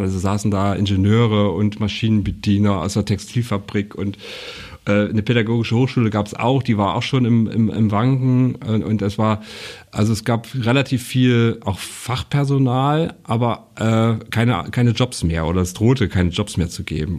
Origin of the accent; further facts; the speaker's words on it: Mühlhausen, Thuringia, Germany; moved away as an adult; now in Mecklenburg-Vorpommern, Germany; ich bin ja gebürtiger Mühlhäuser